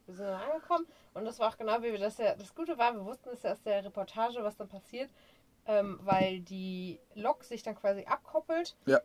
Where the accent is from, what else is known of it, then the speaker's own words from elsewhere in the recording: Germany; bei uns in Deutschland